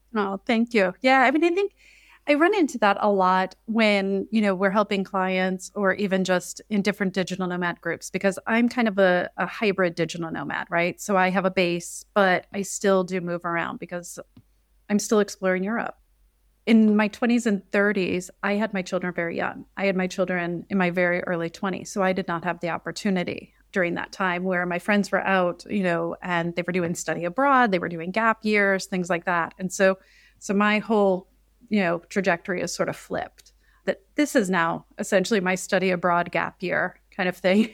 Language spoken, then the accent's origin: English; Midwest, United States; moved away as an adult; also born or lived in China; now in Sicily, Italy; back in the United States, I'm from the Midwest